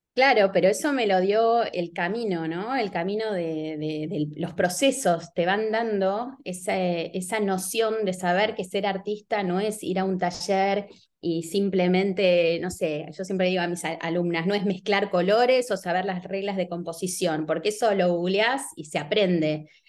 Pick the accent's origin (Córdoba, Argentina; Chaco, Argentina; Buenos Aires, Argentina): Buenos Aires, Argentina; Yo me crié en San Telmo, que es un barrio muy bohemio, sobre todo hace 30 años en Buenos Aires